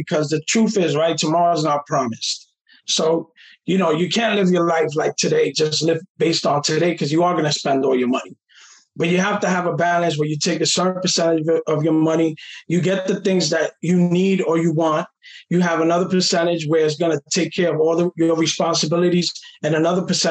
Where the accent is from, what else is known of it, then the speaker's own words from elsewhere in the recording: New York City, New York, United States; I come from the Jacob Riis projects in the Lower East Side